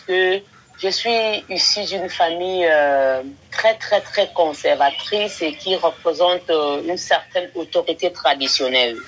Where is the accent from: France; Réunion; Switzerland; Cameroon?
Cameroon; Je viens du Cameroun où je réside actuellement